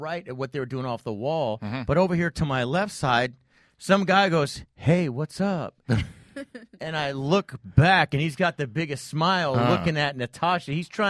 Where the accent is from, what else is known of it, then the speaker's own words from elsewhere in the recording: Torrey Pines, California, United States; I grew up in Torrey Pines.